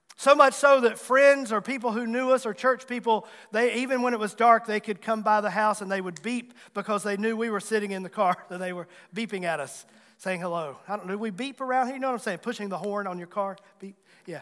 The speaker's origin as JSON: {"language": "English", "area": "Abbs Valley", "region": "Virginia", "country": "United States", "tie": "born or raised there", "said": "I grew up in Abbs Valley, the big metropolitan area of Abbs Valley"}